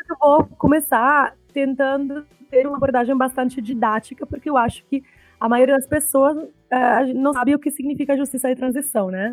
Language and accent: Portuguese; Italy; Portuguese is a second language; also born or lived in Espírito Santo, Brazil; now in Brazil; eu sou italiana, né? Sou professora na Federal do Espírito Santo este ano